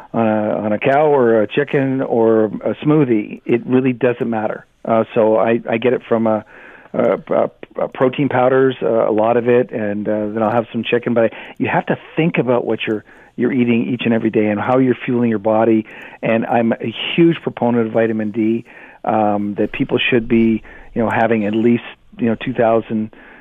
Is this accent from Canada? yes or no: yes; Canada; I'm Canadian